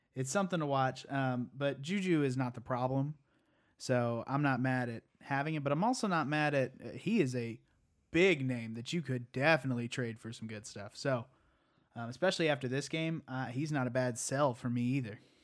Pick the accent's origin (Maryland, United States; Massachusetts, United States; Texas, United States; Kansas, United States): Texas, United States; Patrick Mahomes is from like 20 miles from my hometown